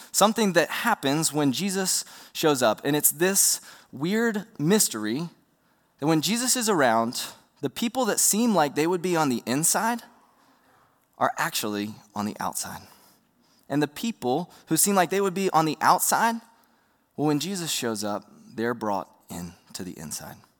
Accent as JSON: {"language": "English", "town": "Roanoke", "region": "Virginia", "country": "United States", "tie": "born or raised there", "said": "I grew up in Roanoke, Virginia"}